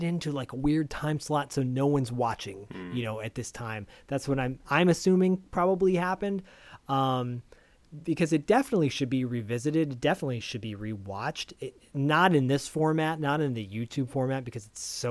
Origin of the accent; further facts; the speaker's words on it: Bay Area, California, United States; Diallo and I grew up in the Bay Area around the same area